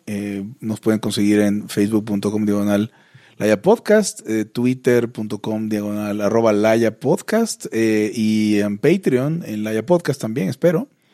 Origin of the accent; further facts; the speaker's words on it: Mexico; soy de México